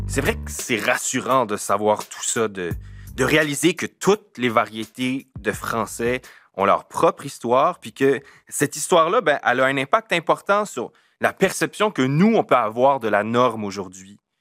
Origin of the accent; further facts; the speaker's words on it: Acadians of south-east New Brunswick, Canada; On est des Acadiens du sud-est du Nouveau-Brunswick.